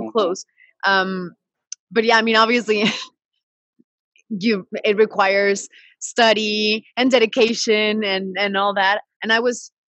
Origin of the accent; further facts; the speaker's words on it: British Columbia, Canada; also born or lived in Mexico City; and I was born in Mexico City, but I was raised in Canada, the British Columbia side. So I've been all over.